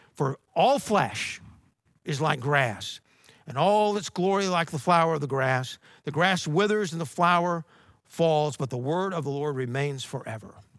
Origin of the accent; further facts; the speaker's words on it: Georgia, United States; moved away; where I grew up in Georgia